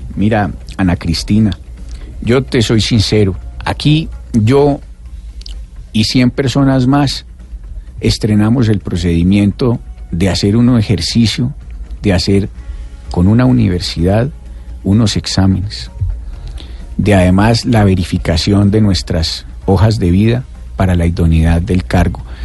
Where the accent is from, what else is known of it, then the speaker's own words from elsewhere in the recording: Pereira, Risaralda, Colombia; Pereira, de donde yo vengo